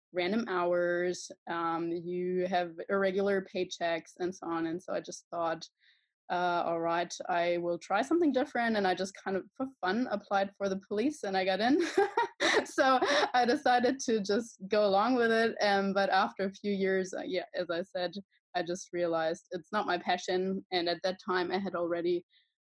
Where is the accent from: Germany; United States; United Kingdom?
Germany; I am from Germany